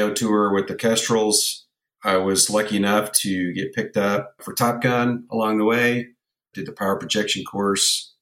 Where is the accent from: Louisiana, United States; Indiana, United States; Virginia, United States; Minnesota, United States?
Virginia, United States; Virginia Beach; grew up in Virginia Beach, son of a Navy A6 pilot